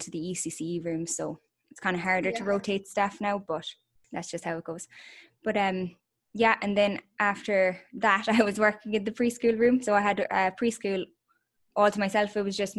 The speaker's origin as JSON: {"language": "English", "town": "Killarney", "region": "Munster", "country": "Ireland", "moved": "as an adult", "said": "we are originally from Killarney"}